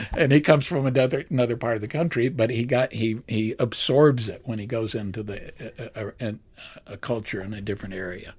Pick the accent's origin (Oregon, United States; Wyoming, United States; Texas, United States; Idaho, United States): Texas, United States; Port Arthur; I was from Port Arthur, Texas, which was right next to, to Beaumont